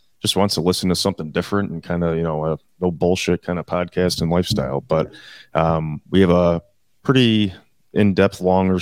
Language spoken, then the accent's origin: English; Buffalo, New York, United States; born and raised in Buffalo, New York